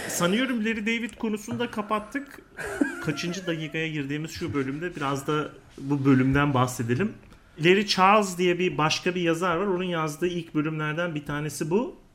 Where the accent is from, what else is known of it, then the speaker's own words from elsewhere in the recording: İzmir, Turkey; moved away as an adult; also born or lived in Ankara; biz İzmir'de büyüdük